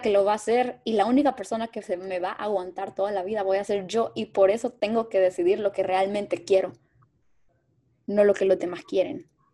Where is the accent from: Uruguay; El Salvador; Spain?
El Salvador; moved away; also born or lived in Mexico; Yo soy salvadoreña, estudié en México